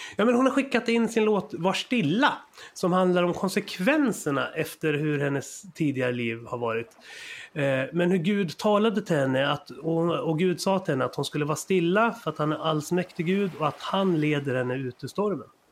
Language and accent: Swedish; Sweden; vi svenskar